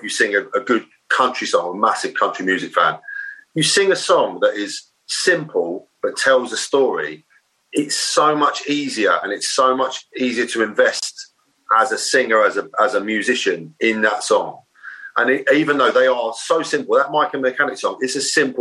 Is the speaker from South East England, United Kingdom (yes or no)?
yes; Maidstone, South East England, United Kingdom; also born or lived in Ashford / New Cross, London / Manchester; In Kent. Right. I was down in Kent. I was born in Ashford. Lived just outside Maidstone